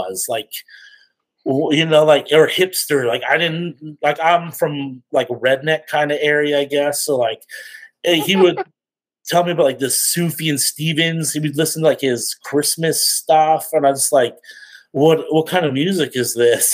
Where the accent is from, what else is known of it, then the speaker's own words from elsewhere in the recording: Lethbridge, Alberta, Canada; I'm from Canada, Lethbridge, Alberta.